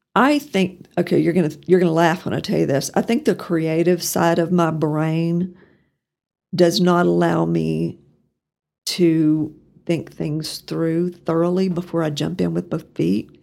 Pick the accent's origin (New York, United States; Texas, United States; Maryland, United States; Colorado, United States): Texas, United States; Pampa; moved away as an adult; also born or lived in Norman, Oklahoma; now in Amarillo, United States; I grew up in Pampa, And I guess to some extent, I'm still a harvester at heart